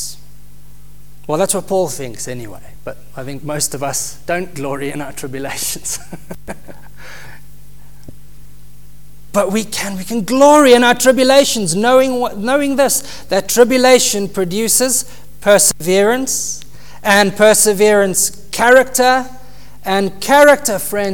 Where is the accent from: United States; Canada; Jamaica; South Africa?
South Africa; moved away; we come from South Africa